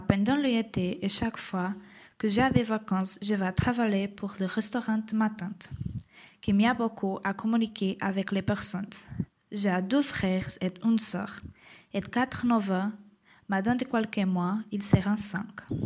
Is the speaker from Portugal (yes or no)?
yes; Portugal; French is a second language; Je suis portugaise